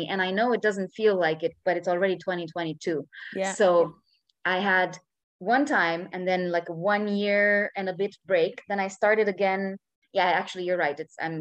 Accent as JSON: {"language": "English", "country": "Romania", "moved": "as an adult", "lives_now": "Barcelona, Spain", "said": "I am Romanian. I've been living in Barcelona"}